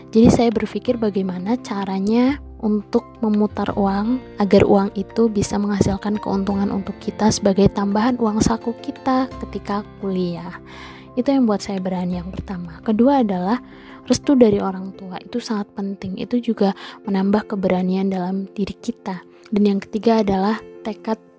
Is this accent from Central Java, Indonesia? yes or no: yes; Bumiayu, Central Java, Indonesia; Saya dari Bumiayu, Brebes, Jawa Tengah.